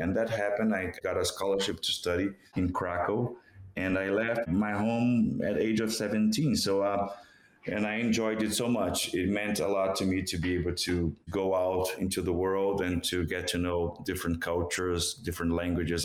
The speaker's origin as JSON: {"language": "English", "country": "Brazil", "first_language": "Portuguese", "second_language": "English", "moved": "yes", "said": "in Brazil, in Portuguese, in my native language"}